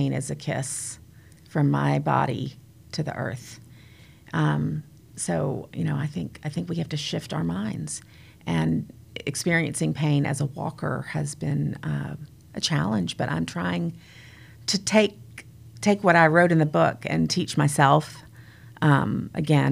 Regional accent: United States; I grew up near the Smoky Mountains

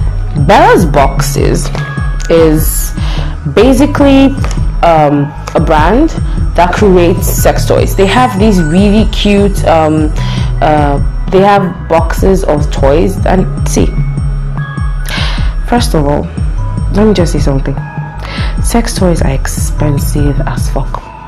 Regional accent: Lagos, Nigeria; I was born in Lagos, so kind of grew up with traffic.

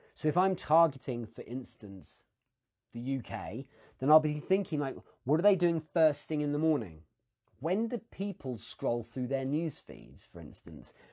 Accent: England, United Kingdom; as an Englishman

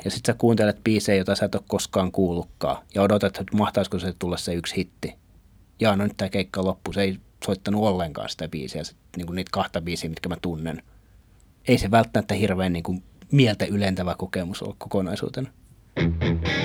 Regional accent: Turku, Southwest Finland, Finland; mun kotikaupungissani, mun rakkaassa Turkuhallissani

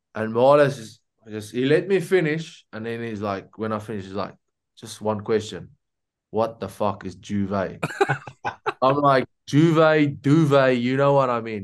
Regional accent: South Africa; being a South African

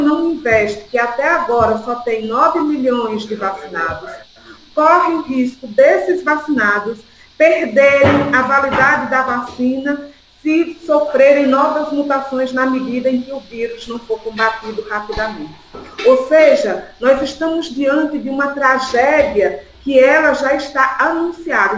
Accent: Sergipe, Brazil; accent: nordestina; also born or lived in Sertão de Pernambuco; now in São Paulo, Brazil; sou nordestina, todo mundo já pode conhecer pelo sotaque. Nasci no sertão de Pernambuco, me criei em Sergipe e agora estou aqui morando em São Paulo

